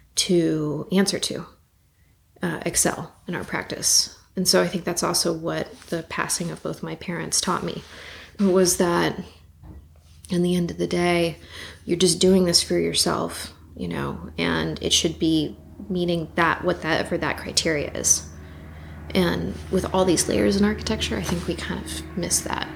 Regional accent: Los Angeles, California, United States; I grew up in Los Feliz in the 90s

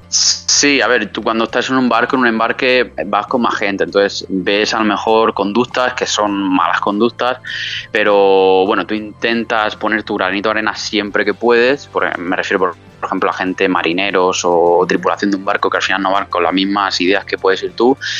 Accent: San Miguel de Salinas, Valencian Community, Spain; moved away as an adult; also born or lived in Murcia / England; now in Madrid, Spain; hasta el año pasado yo estaba viviendo en, mi pueblo, en San Miguel de Salinas

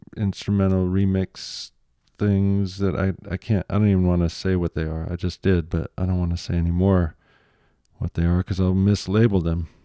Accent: Michigan, United States; I'm from Michigan

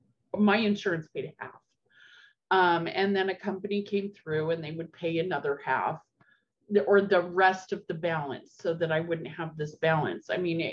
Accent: Albany, Oregon, United States; also born or lived in Corvallis, Oregon; I grew up in Albany, Oregon.

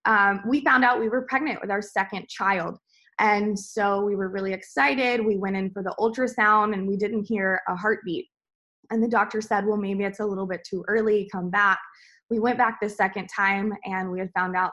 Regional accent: the South, United States; also born or lived in Atlanta; I'm from the South, so if I ate vegetables, they were thoroughly fried and salted

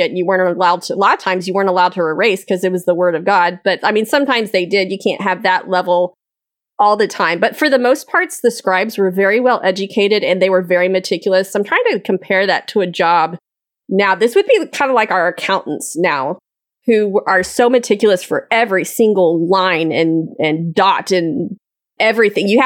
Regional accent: Scotland, United Kingdom; And as a Scottish person, I'm offended.

